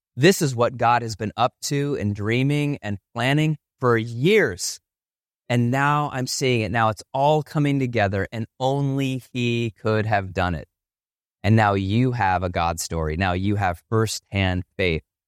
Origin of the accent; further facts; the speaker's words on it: Ohio, United States; now in Chicago, United States; I grew up in Ohio